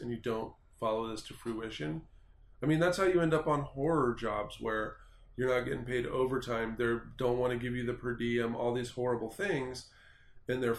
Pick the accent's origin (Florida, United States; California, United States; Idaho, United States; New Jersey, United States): Idaho, United States; I'm from Idaho